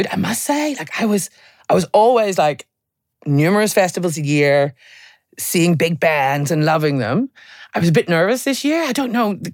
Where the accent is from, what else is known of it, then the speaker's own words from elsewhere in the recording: Ireland; Well, I'm an Irish girl